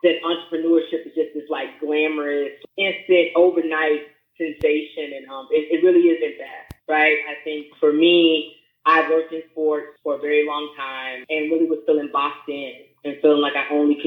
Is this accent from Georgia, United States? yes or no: no; Memphis, Tennessee, United States; now in Daytona Beach, United States; I am originally from Memphis, Tennessee. I currently reside in Daytona Beach, Florida